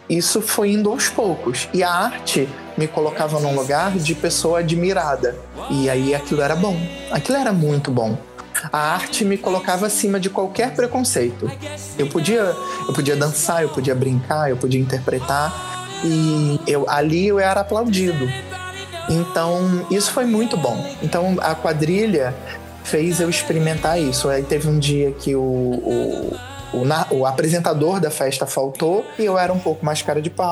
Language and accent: Portuguese; Nova Iguaçu, Rio de Janeiro, Brazil; eu sou de Nova Iguaçu, o Rio Nova Iguaçu, Baixada Fluminense, Rio de Janeiro. Nascida e criada na periferia